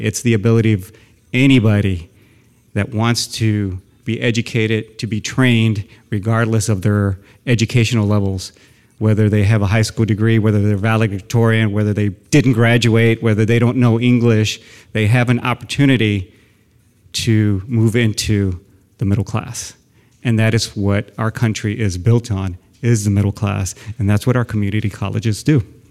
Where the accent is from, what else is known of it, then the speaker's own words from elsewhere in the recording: San Antonio, Texas, United States; moved away as an adult; now in Sacramento, United States; I grew up in South San Antonio